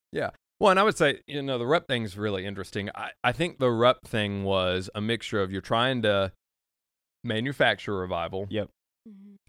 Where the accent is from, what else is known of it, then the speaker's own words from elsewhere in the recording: Nicholasville, Kentucky, United States; I'm from Nicholasville